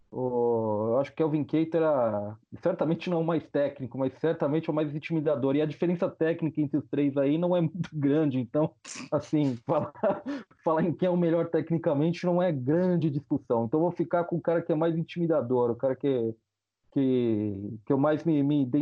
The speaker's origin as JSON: {"language": "Portuguese", "town": "São Bernardo do Campo", "region": "São Paulo", "country": "Brazil", "lives_now": "Salvador, Brazil", "said": "Na verdade, eu sou paulista. Eu, na verdade, eu sou paulista, viu? Eu sou Mas São você... Bernardense."}